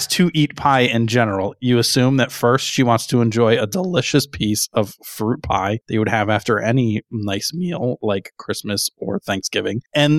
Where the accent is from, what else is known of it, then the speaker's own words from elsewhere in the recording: Connecticut, United States; I grew up in Southern Connecticut. I was 20 minutes away from what's heralded as pretty much the best pizza place in the United States.